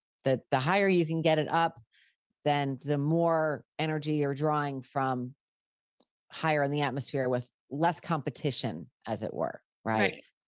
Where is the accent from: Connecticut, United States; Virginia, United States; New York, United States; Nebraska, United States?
New York, United States; I'm a Yankee at heart. I'm from New York originally and I moved to the South.